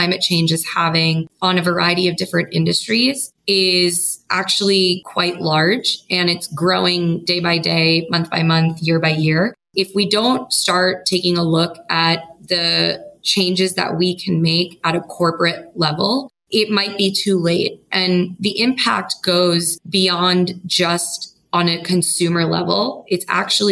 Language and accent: English; New York, United States; also born or lived in San Francisco; I grew up in New York and I went to school in New York and I started working in New York